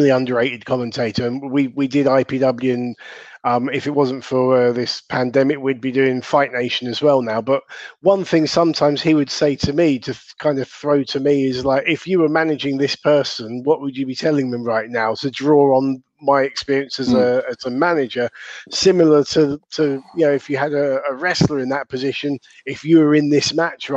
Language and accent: English; Southern England, United Kingdom; accent: Southern English; my Southern English accent